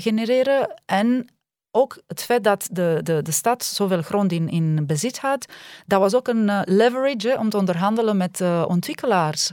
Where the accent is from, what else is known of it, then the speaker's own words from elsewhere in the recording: Romania; now in Belgium; ik kom uit Roemenië